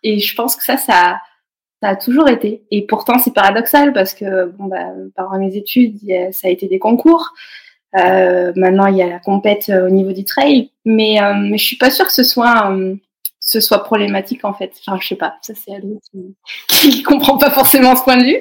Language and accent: French; Cantal, near Saint-Flour, Auvergne-Rhône-Alpes, France; now in Haute-Savoie, France; je suis née dans le Cantal, à côté de saint four